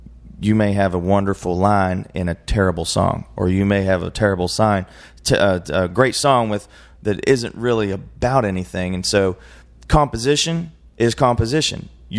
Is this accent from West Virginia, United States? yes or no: yes; West Virginia, United States; born there; also born or lived in Carolinas / Arizona; now in Texas, United States; I was born in West Virginia. I lived in the Carolinas for a while. I lived in Arizona for a while. And I've lived in Texas for 10 years